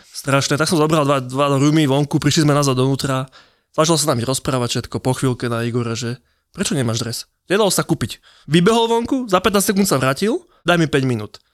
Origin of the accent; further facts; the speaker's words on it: Slovakia; My dvaja, Slováci